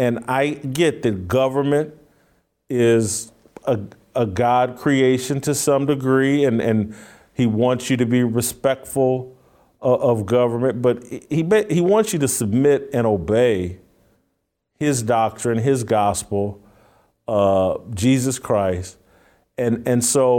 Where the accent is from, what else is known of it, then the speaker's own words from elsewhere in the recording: United States; I was born here in America